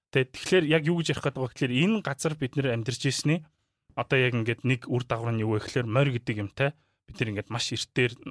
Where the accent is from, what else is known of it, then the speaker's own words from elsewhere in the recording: Mongolia; би монгол